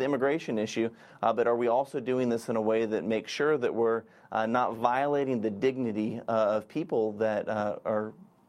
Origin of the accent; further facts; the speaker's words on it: Florida, United States; That's my home state, Florida.